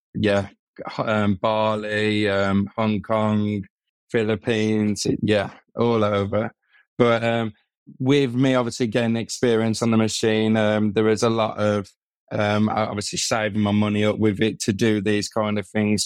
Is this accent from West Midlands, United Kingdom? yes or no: yes; Birmingham, West Midlands, United Kingdom; I'm from Birmingham